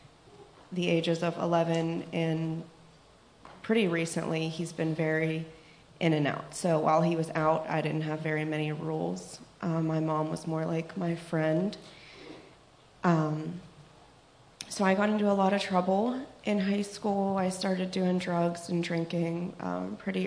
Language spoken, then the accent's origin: English; Pittsburgh, Pennsylvania, United States; I'm from Pittsburgh